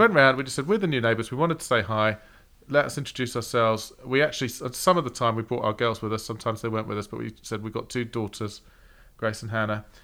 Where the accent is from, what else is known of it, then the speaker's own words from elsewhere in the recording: England, United Kingdom; moved away; we're English.